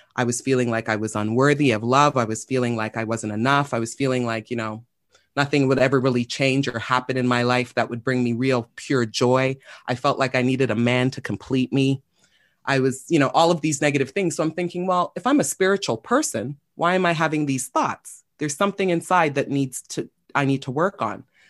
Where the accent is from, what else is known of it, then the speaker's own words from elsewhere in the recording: Toronto, Ontario, Canada; I was born and raised in Toronto, Scarborough specifically